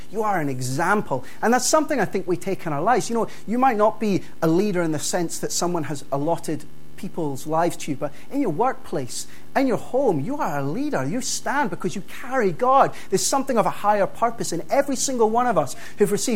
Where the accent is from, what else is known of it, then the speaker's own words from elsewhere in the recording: Dundee, Scotland, United Kingdom; the church that I grew up in Dundee